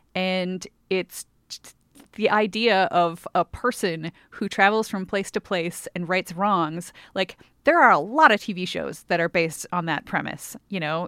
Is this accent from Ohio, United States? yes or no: no; Milwaukee, Wisconsin, United States; the Milwaukee area, which is where I grew up in Wisconsin